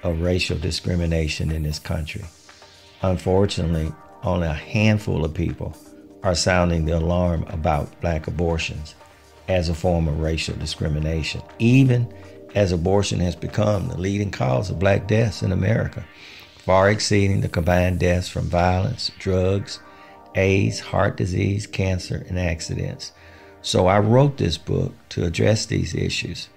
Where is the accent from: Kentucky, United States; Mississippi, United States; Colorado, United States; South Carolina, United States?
Mississippi, United States; Jackson; moved away; also born or lived in Philadelphia, Pennsylvania / Atlanta, Georgia / Dallas, Texas; I was born in Jackson, Mississippi, during the turbulent times of segregation and racial unrest in the South